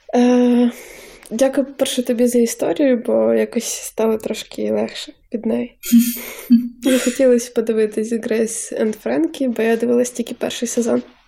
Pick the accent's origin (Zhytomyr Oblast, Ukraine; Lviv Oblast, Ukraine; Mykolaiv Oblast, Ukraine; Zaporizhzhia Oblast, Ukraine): Zhytomyr Oblast, Ukraine; Zhytomyr; now in Ivano-Frankivsk, Ukraine; ми живемо в Франківську і познайомились в Франківську, але я з Житомира